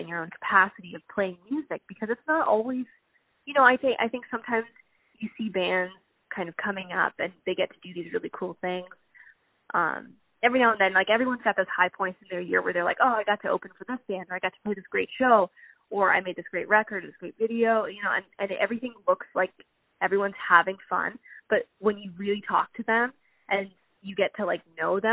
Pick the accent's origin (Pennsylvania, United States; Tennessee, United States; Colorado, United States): Pennsylvania, United States; now in Southern California, United States; I'm originally from Pennsylvania, and I moved out here in 2010.